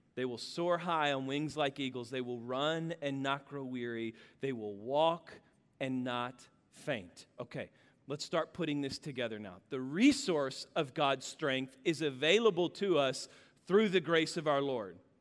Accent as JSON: {"language": "English", "region": "Kansas", "country": "United States", "tie": "born or raised there", "said": "I grew up in Kansas"}